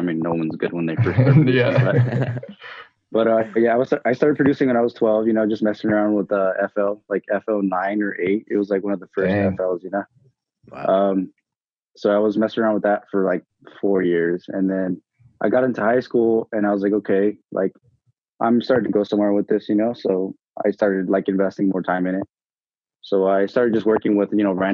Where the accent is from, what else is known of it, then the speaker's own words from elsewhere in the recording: California, United States; now in Idaho, United States; I'm originally from California